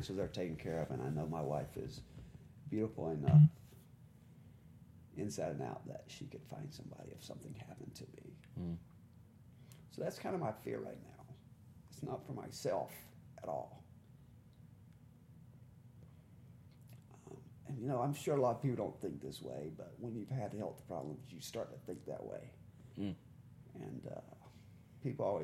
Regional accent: the South, United States; I'm from the South.

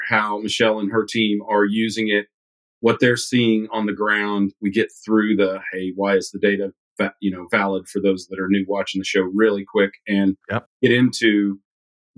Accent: Midwest, United States; I'm from the Midwest

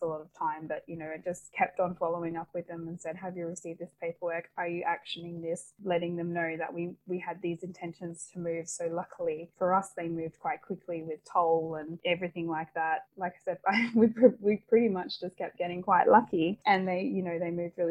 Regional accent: Perth, Western Australia, Australia; moved away as an adult; also born or lived in Victoria / Sydney; both of us growing up in Perth

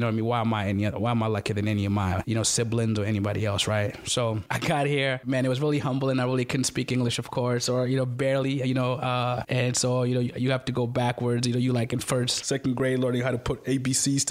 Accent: Masaka, Uganda; first language Luganda; English is a second language; moved away; I grew up in a village called Masaka

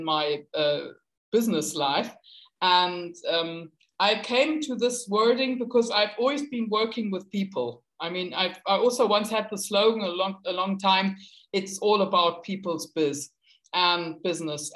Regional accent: Hamburg, Germany; I come from Northern Germany, from Hamburg, and we are a big port city.

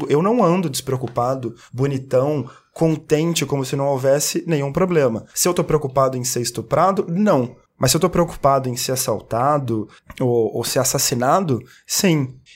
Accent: Belo Horizonte, Minas Gerais, Brazil; Horizonte, de onde eu sou

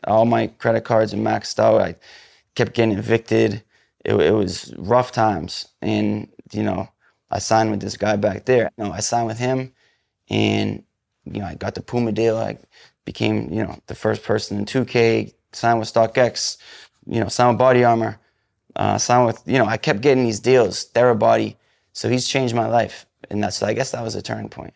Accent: New England, United States; I'm from New England

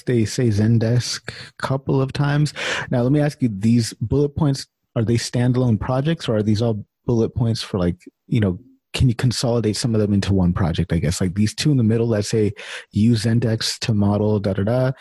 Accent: Sacramento, California, United States; I'm from Sacramento

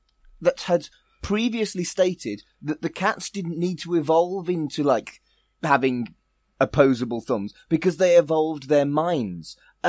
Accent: United Kingdom; I have a team because I'm British and male

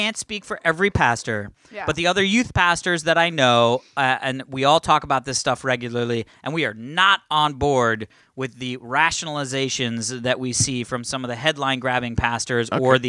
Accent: Virginia, United States; now in Los Angeles, United States; Like, it was not middle America, but I grew up in Virginia.

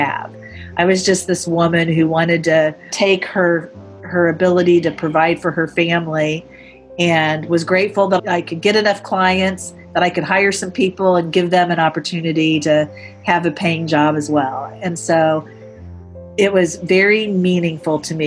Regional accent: Indiana, United States; moved away as an adult; also born or lived in New York City; now in Indianapolis, United States; I grew up in Indiana, but I moved to New York City

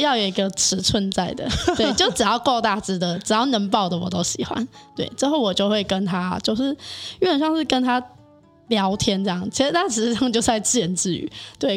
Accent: Sanchong, New Taipei, Taiwan; 我是三重人，土生土长三重人。哦。对，连爸爸妈妈都土生土长三重人

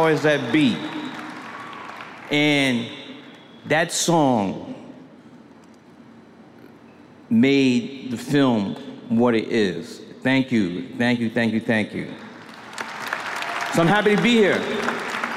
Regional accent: New York City, New York, United States; I'm from Brooklyn, New York. It's Brooklyn in the house.

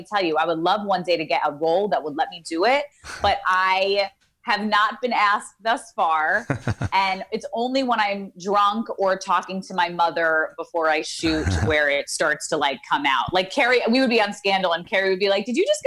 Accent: Ozone Park, New York, United States; moved away as an adult; now in Los Angeles, United States; I'm from Ozone Park, Queens.

